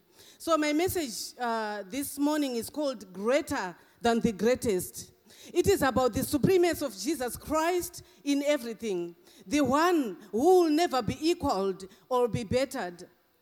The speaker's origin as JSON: {"language": "English", "country": "Zimbabwe", "also_born_or_lived": "England", "moved": "yes", "lives_now": "Australia", "said": "Thank God for my accent. I come from Zimbabwe, I went to England, and I'm in Australia."}